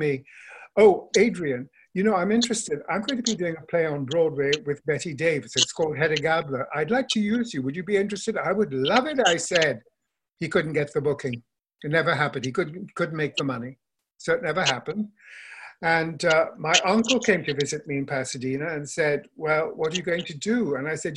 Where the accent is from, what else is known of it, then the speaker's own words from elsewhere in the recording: Kolkata, West Bengal, India; moved away as an adult; also born or lived in Darjeeling, India / Bangalore, India / Missouri, United States; I grew up in India, Calcutta